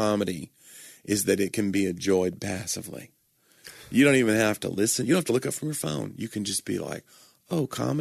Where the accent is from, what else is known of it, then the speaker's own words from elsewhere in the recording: Nashville, Tennessee, United States; I'm from Nashville